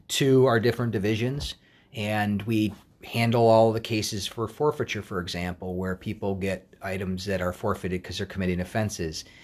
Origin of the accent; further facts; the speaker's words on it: Wauwatosa, Wisconsin, United States; moved away as an adult; also born or lived in Madison, Wisconsin; now in Minnesota, United States; I was born and raised in Wauwatosa, Wisconsin, which is a suburb of Milwaukee.